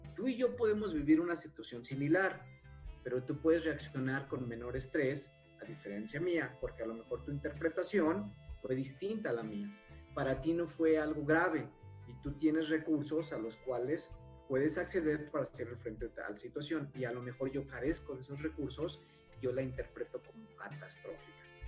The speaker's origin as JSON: {"language": "Spanish", "region": "Jalisco", "country": "Mexico", "said": "soy del estado de Jalisco"}